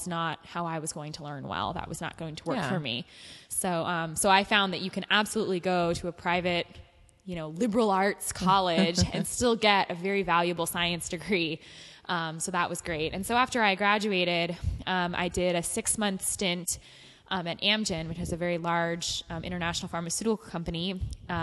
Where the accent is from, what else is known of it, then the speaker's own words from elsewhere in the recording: Ventura County, Southern California, United States; I'm a Southern California native. Uh-huh. I grew up in Ventura County